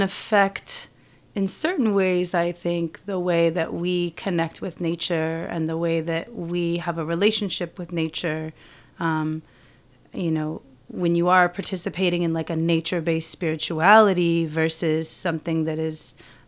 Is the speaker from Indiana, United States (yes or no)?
no; Washington, United States; where I grew up in Washington State